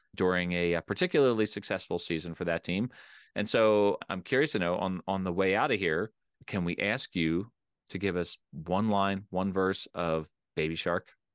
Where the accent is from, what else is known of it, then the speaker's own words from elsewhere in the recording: Delaware County, Pennsylvania, United States; It's where I grew up. I grew up in Delco.